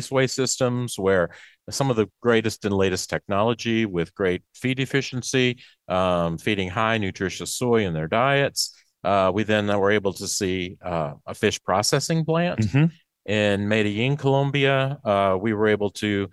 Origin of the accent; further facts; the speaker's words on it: Macon, Mississippi, United States; I'm from Macon, Mississippi, East Central